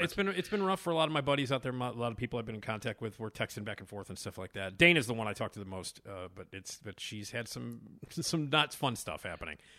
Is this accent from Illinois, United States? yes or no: yes; Chicago, Illinois, United States; I'm from Chicago